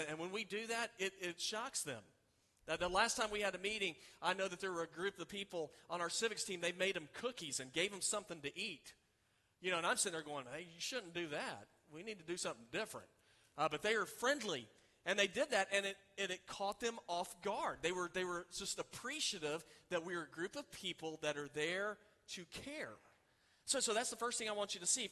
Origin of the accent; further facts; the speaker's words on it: Oklahoma City, Oklahoma, United States; I grew up in Oklahoma City, you can see the city for miles